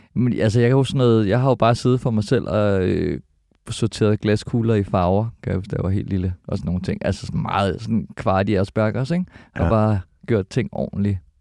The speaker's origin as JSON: {"language": "Danish", "town": "Albertslund", "region": "Capital Region of Denmark", "country": "Denmark", "tie": "born or raised there", "said": "jeg er født på Kloster Hospital, mm. men øh, opvokset i Alberslund, Elundskolen, Alberslund Vest"}